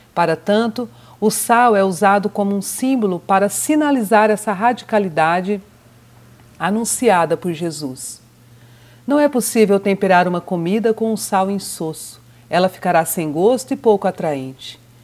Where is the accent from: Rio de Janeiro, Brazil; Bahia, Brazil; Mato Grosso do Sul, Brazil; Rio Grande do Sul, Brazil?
Mato Grosso do Sul, Brazil; also born or lived in São Paulo; Nascida em São Paulo, por acaso, mas criada em criada, educada e, e vivida em Mato Grosso do Sul